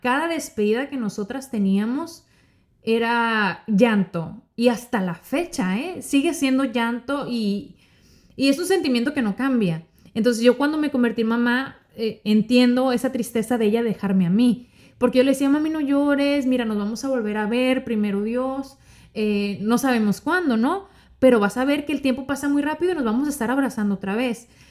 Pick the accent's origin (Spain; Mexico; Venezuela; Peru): Mexico; Sonora; moved away as an adult; now in Miami, United States; Yo soy mexicana, eh, yo soy norteña de Sonora